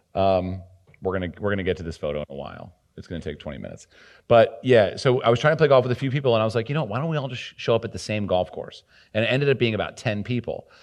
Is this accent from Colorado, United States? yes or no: no; New Jersey, United States; moved away; also born or lived in New York City; I was from New Jersey